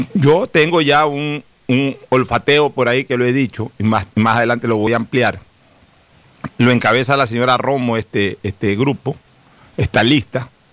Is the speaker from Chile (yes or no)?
no; Ecuador; como ecuatoriano